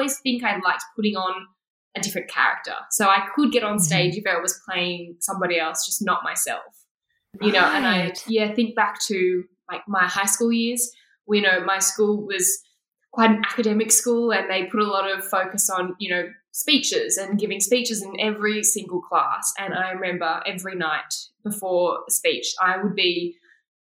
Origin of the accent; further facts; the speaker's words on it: Sydney, New South Wales, Australia; I grew up in Sydney in quite a, I don't know, white neighborhood